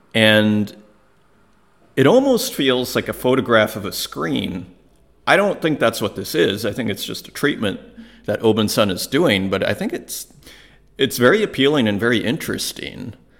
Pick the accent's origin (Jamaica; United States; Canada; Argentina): Canada; Saskatoon, Saskatchewan; moved away; I was from Saskatoon, Saskatchewan, in Canada, and I should know better as an Italian